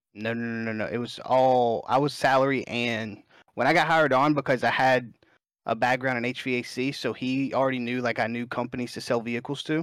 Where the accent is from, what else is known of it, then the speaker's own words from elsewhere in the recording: Alabama, United States; I'm born and raised in Alabama. I'm a Southern guy